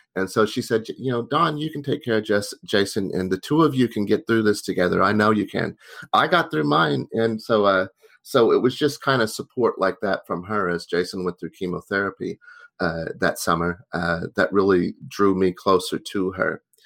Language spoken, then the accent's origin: English; Tulsa, Oklahoma, United States; moved away; also born or lived in Boston; I grew up in Tulsa, Oklahoma